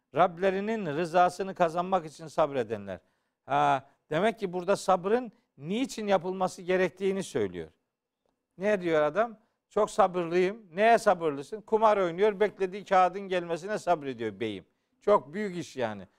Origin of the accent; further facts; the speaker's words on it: Black Sea Region, Turkey; Bizim Karadeniz'de çok olur